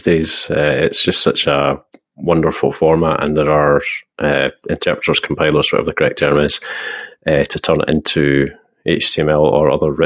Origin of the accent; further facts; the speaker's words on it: Scotland, United Kingdom; I am Scottish